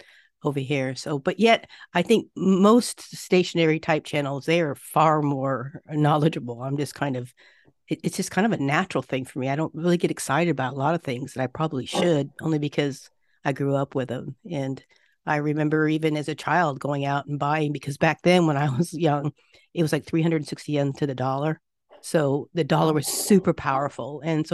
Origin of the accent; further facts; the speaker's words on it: Japan; I was raised in Japan a lot and have spent over 30 years here off and on between my work and living here.